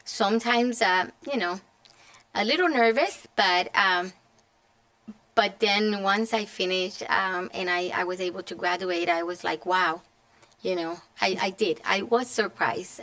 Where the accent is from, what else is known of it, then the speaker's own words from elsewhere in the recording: Puerto Rico; moved away as an adult; now in Connecticut, United States; I was born and raised in Puerto Rico